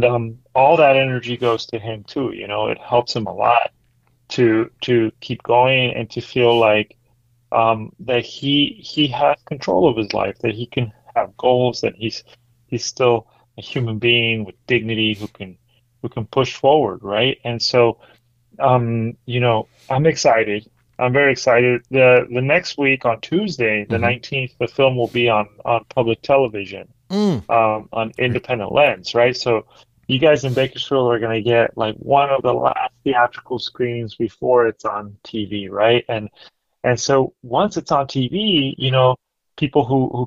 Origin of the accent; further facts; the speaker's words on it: Mexico City, Mexico; also born or lived in Merced, California; now in Central Valley, United States; my hometown, Mexico City